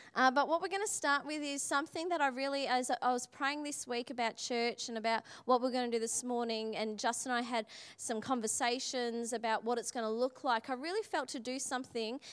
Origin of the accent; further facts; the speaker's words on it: Australia; I'm Australian